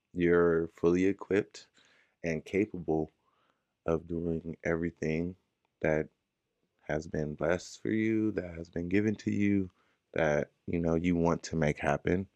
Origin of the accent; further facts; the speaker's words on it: Inglewood, California, United States; I'm from Inglewood, California, right down the freeway